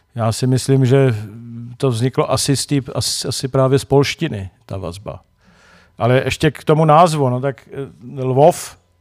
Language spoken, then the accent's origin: Czech; Czechia; my Češi